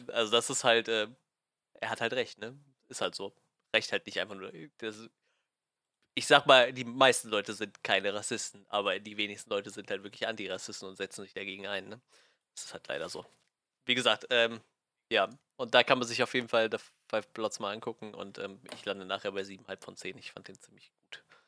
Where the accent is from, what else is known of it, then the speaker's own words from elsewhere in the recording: Germany; als Deutscher oder als Europäer